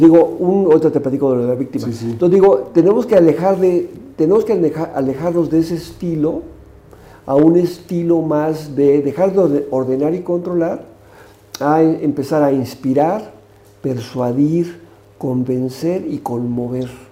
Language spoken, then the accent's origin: Spanish; Mexico